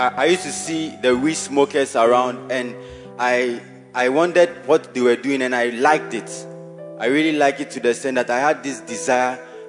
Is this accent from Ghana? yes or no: yes; Ketase, Ghana; I'm from Ketase constituency, and I'm a Bacenta leader by the grace of God.